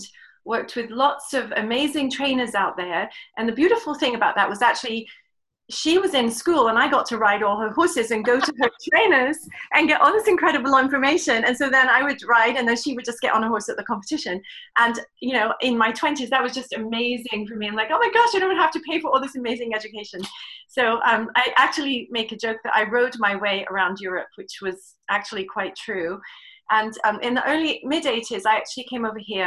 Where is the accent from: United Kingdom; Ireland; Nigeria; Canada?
United Kingdom; England; moved away as an adult; now in United States; I'm from England, and I was born, grew up in England